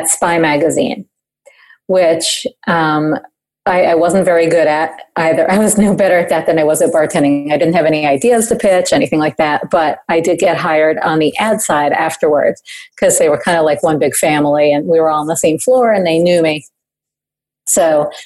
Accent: New York City, New York, United States; I'm originally from New York City, and I'm sitting here in New York City right now. I pretty much never left except for college.

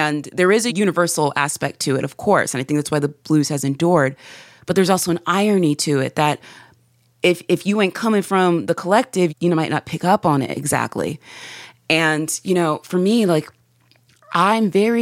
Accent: Spartanburg, South Carolina, United States; growing up in Spartanburg, South Carolina

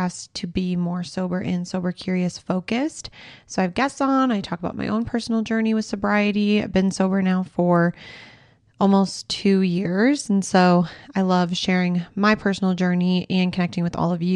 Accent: Minnesota, United States; moved away; I'm from Minnesota

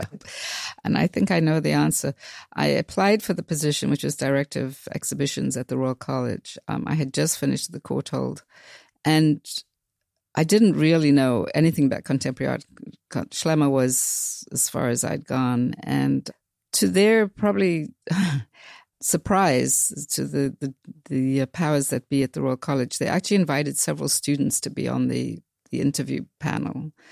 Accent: South Africa; really does come from growing up in South Africa again

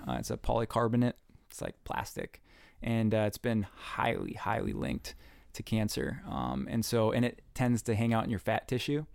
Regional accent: north of the Twin Cities, Minnesota, United States; growing up in Minnesota, um, my mom was a nurse

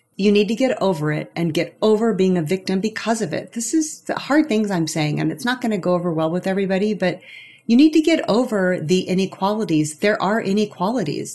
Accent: St. Joseph, Missouri, United States; moved away as an adult; my mom in St. Joseph, Missouri, where I was born and raised

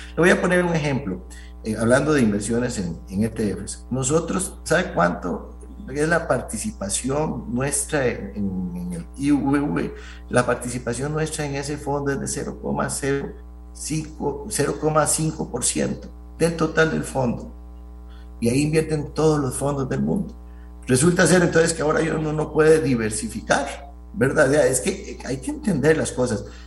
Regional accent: Costa Rica

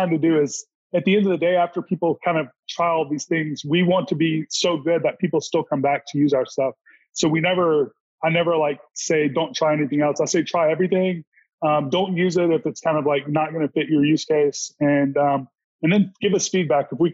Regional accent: Mississippi, United States; also born or lived in Los Angeles; I'm from Mississippi and I live in Mississippi

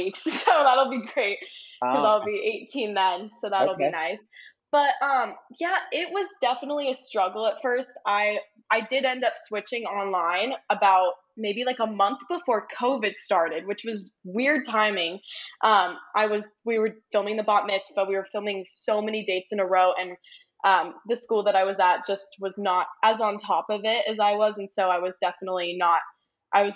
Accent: Orange County, California, United States; I was born and raised in Orange County

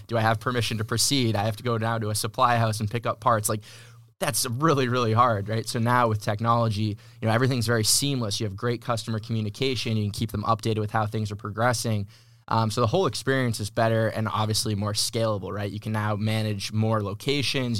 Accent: Massachusetts, United States; moved away as an adult; now in San Diego, United States; I'm originally from Massachusetts. Uh, moved to San Diego in twenty eighteen

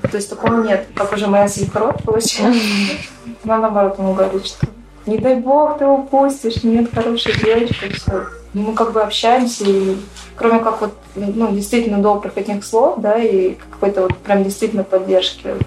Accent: Ivanovo, Ivanovo Oblast, Russia; also born or lived in Sigorsk; Я вообще сама из Иванова, но я очень много лет уже в Иваново не живу. И я жила в Сигорске все это время.

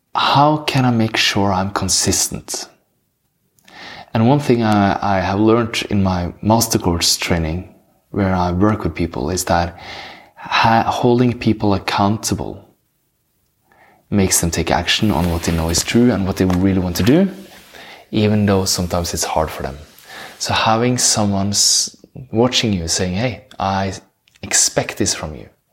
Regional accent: Norway; English is a second language; I'm from Norway, that's why I have this beautiful accent.

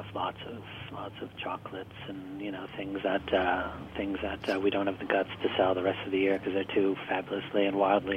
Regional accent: Michigan, United States; I grew up in Michigan

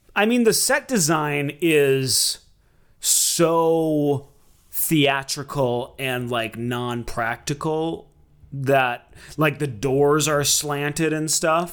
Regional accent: Minneapolis, Minnesota, United States; growing up in Sou-, South Minneapolis

